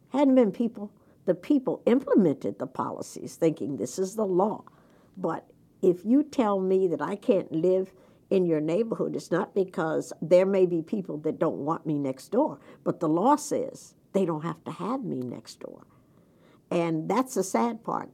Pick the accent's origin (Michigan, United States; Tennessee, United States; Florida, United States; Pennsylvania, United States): Florida, United States; Jacksonville; moved away as an adult; now in Delaware, United States; I grew up in Jacksonville, Florida